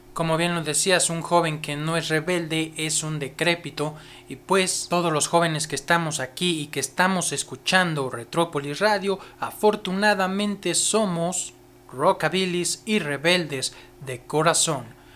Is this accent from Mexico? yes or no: yes; Mexico; somos rebeldes, rock and rolleros, somos rockabilis mexicanos